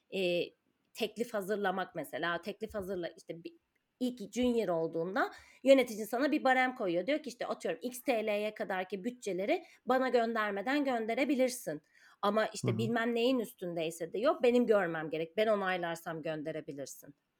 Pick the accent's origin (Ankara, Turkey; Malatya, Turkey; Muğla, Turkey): Ankara, Turkey; moved away as an adult; now in Istanbul, Turkey; ben Ankaralıyım.